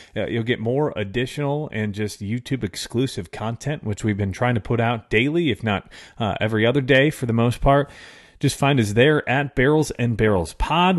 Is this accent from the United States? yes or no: yes; Chicago, Illinois, United States; I grew up in Chicago in the early nineties.